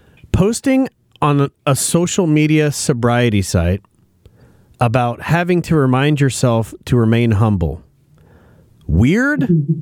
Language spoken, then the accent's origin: English; Australia; This is a guaranteed way to get a dose of humility as an Australian.